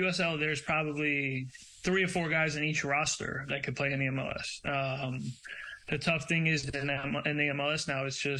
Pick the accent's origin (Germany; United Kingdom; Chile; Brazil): Brazil; born there; Because I was born in Brazil. I watched the Brazilian leagues.